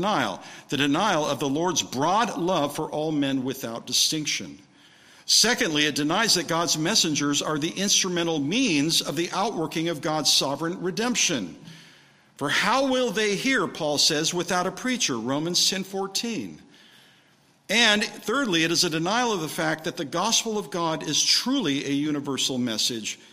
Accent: Redlands, California, United States; moved away; I came back to my hometown of Redlands

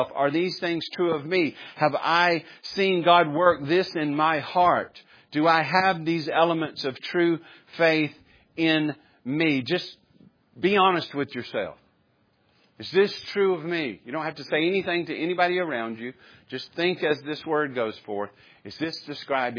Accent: the South, United States; growing up in the South or maybe even in America

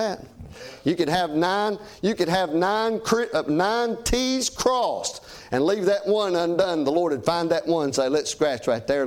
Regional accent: United States; I'm an American

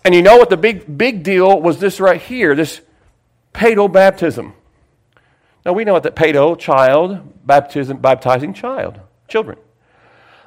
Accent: Sayreville, New Jersey, United States; I was from Sayersville.

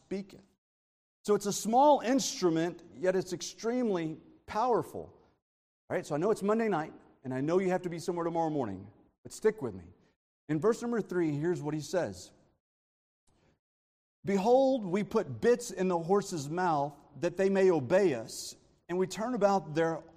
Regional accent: Texas, United States; I'm from Texas

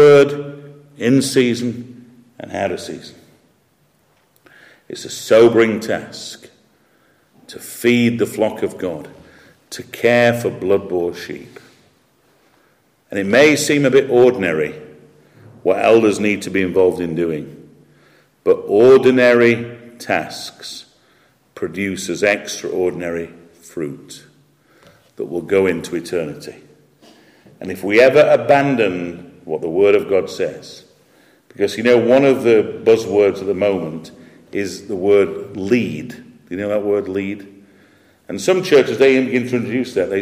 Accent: Yorkshire and the Humber, United Kingdom; I'm a Yorkshireman

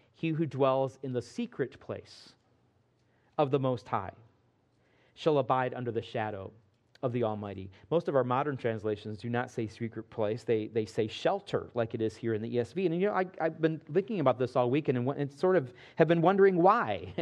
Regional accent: Midwest, United States; Growing up in the Midwest

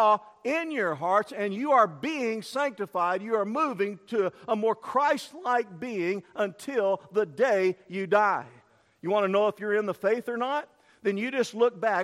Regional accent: East Texas, United States; I'm from East Texas

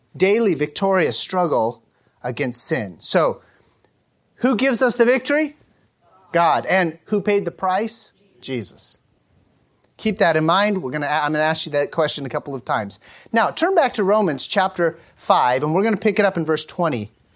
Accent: United States; an American cis-, citizen

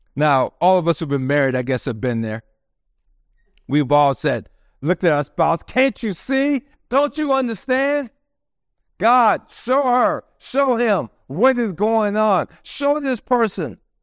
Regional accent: United States; we are proud to be Americans

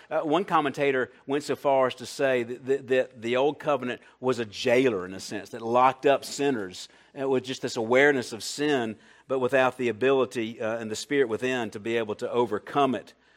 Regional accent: Columbia, South Carolina, United States; I'm from Columbia, South Carolina

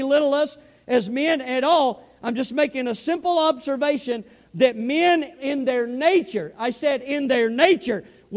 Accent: the South, United States; accent: southern; I had my southern accent

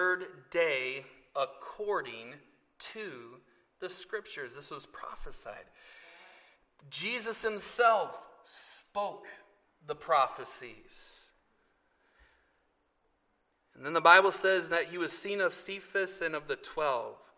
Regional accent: 44th and Hampton, 70th and Lisbon, 25th and Wisconsin, United States; I grew up on 44th in Hampton, 70th in Lisbon, 25th in Wisconsin

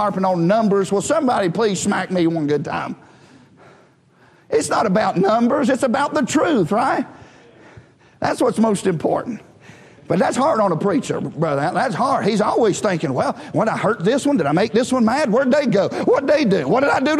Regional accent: United States; we're American

